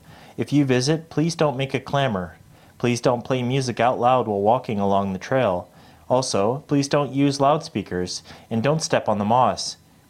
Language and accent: English; Yizhu, Chiayi County, Taiwan; moved away as an adult; I moved back to my hometown about 10 years ago